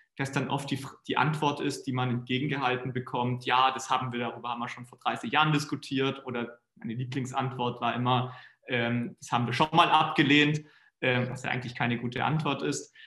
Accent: Konstanz, Baden-Württemberg, Germany; komme aus Konstanz, wo ich aufgewachsen bin

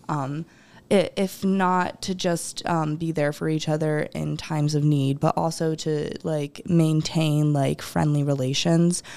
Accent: Rochester, New York, United States; I'm originally from Rochester.

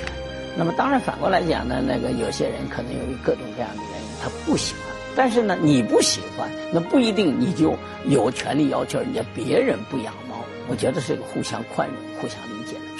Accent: China; 我们中国人现在生活观念发生了很大的变化。

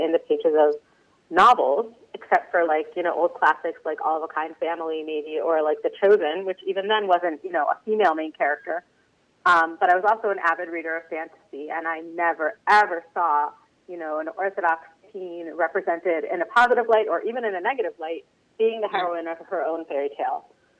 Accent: Miami Beach, Florida, United States; moved away as an adult; also born or lived in Baltimore; now in Israel; I'm originally like born and raised in Miami Beach, Florida, and I went to Hebrew Academy in Miami Beach. I guess what you would call modern Orthodox.

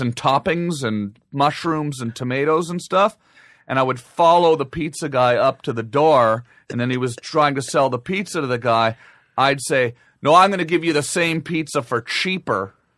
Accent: Ottawa, Ontario, Canada; moved away as an adult; now in Los Angeles, United States; I grew up in Ottawa

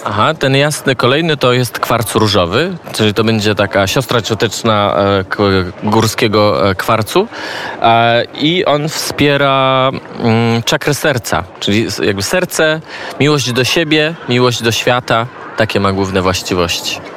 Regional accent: Częstochowa, Silesian Voivodeship, Poland; moved away as an adult; also born or lived in Kraków / Israel; now in Lublin, Poland; Pochodzę z Częstochowy, a mieszkam od czterech lat w Lublinie

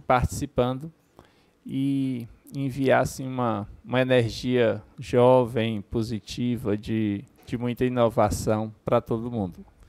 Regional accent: Horizonte, Ceará, Brazil; eu sou natural de Horizonte

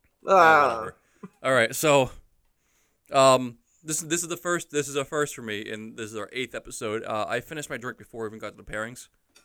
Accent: Boston, Massachusetts, United States; I'm Bostonian.

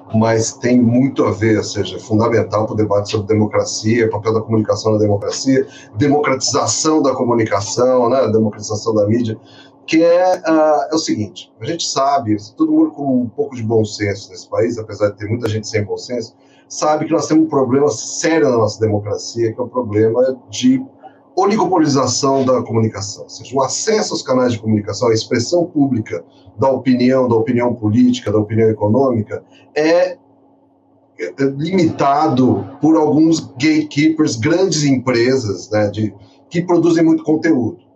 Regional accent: São Paulo, Brazil; na época que eu cresci, eu sou paulista

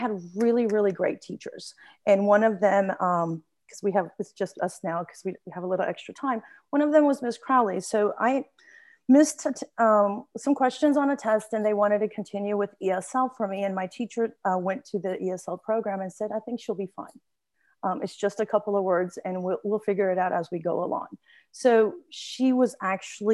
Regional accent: Romania; moved away as an adult; now in Plano, United States; I am from Romania, so I actually met my husband, who is also Romanian, at a wedding

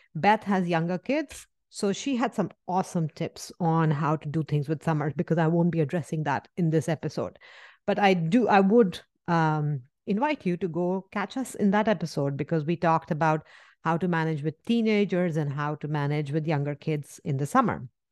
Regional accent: India; moved away; where I come from India

